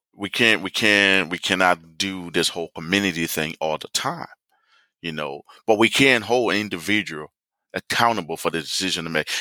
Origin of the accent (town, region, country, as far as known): United States